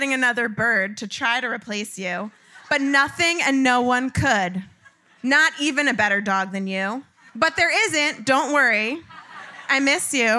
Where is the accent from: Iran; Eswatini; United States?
United States; Long Island, New York; I grew up in Long Island in the 90s